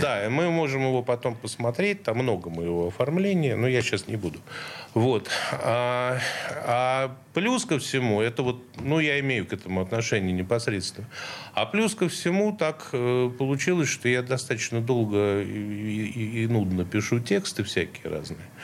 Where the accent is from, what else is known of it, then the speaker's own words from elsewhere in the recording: Saint Petersburg, Russia; Я центровой, я, да, с Петроградки